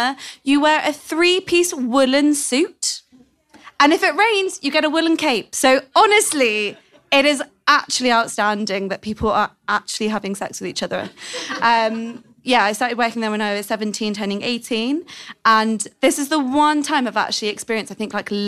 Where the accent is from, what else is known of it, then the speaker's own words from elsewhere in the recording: London, United Kingdom; I'm from London